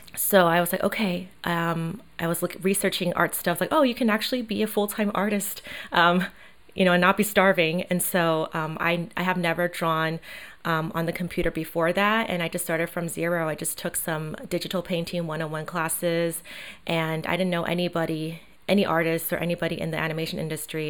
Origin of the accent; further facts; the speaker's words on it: Taiwan; moved away; I grew up in Asia, in Taiwan